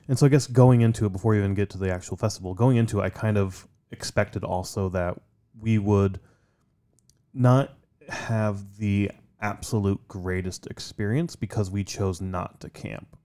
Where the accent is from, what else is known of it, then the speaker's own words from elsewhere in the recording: Midwest, United States; growing up in the Midwest